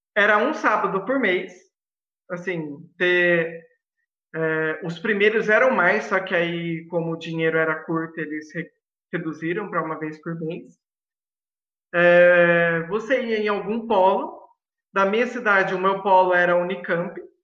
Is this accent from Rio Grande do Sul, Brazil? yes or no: no; Mogi Guaçu, São Paulo, Brazil; eu sou de Mogi Guaçu, uma cidade maravilhosa